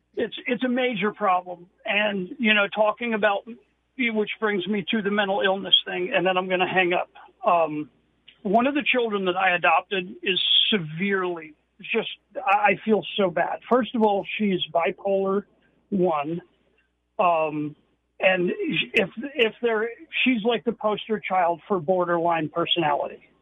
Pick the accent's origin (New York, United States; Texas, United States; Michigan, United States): New York, United States; moved away; I'm originally from New York.